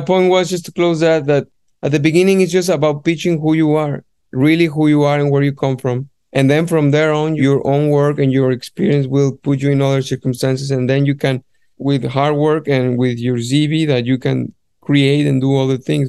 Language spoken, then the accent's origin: English; Guadalajara, Jalisco, Mexico; moved away as an adult; now in London, United Kingdom; my hometown from Guadalajara